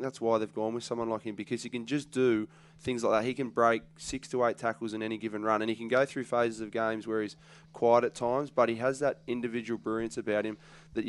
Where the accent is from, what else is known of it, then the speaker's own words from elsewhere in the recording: Australia; as an Australian